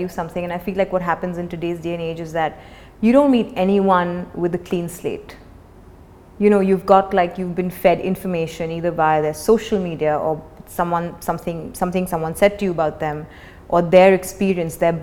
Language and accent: English; India; also born or lived in Mumbai; a kid growing up in India